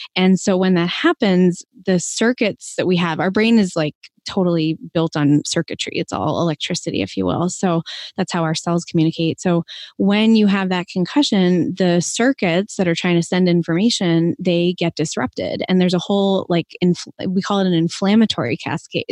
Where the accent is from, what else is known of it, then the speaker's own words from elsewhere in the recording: Boston, Massachusetts, United States; moved away; I'm from Boston originally and trained in the Northeast